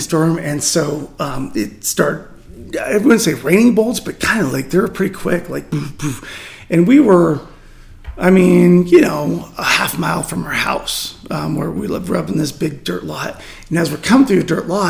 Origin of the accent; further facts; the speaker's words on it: Montana, United States; we're from Montana